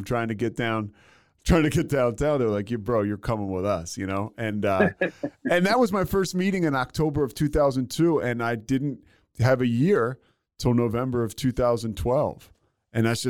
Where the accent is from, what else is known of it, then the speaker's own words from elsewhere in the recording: Philadelphia, Pennsylvania, United States; I grew up in Philly